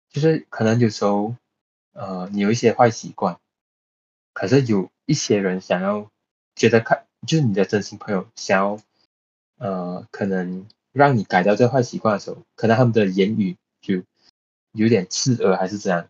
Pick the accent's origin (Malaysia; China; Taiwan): Malaysia; Johor Bahru, Johor; 我出生在 G B